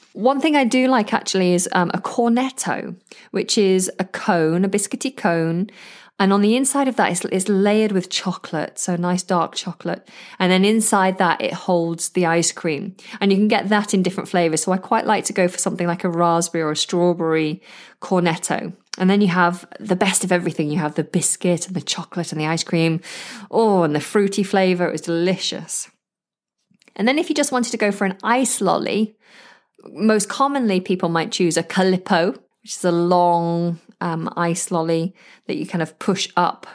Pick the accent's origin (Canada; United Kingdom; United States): United Kingdom; the north of England; accent: northern; because I'm northern